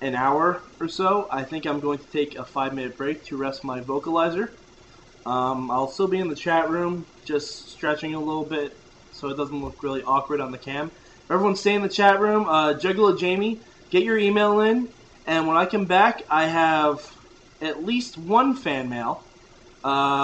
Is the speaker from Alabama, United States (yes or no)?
no; New York, United States; also born or lived in Poughkeepsie, New York; I am from New York, born, raised, and paid, laid, and made in New York